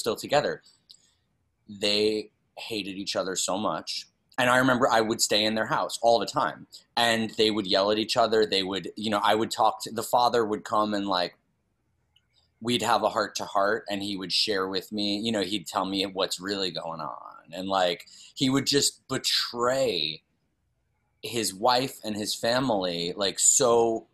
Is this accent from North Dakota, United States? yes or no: no; New York City, New York, United States; I grew up on the Upper East Side